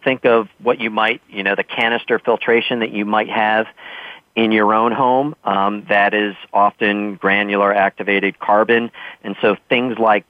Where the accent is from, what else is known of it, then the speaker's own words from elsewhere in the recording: Massachusetts, United States; my home state of Massachusetts